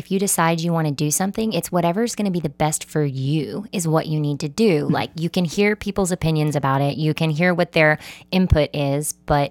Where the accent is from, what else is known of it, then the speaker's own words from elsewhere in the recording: Mississippi, United States; I'm from Mississippi, which is not the Midwest, but it has a slower and similar mentality in how people operate and live in the world.